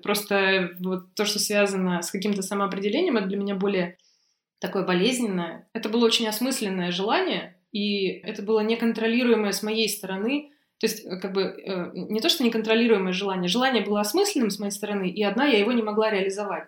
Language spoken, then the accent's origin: Russian; Novosibirsk, Novosibirsk Oblast, Russia; Я из Новосибирска.